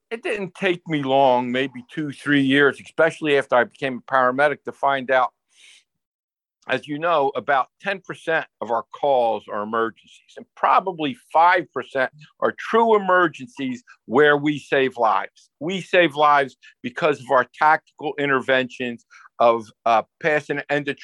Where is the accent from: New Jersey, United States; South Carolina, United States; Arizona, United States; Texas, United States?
New Jersey, United States; growing up in New Jersey, you had to be, especially as a male, had to have a tough side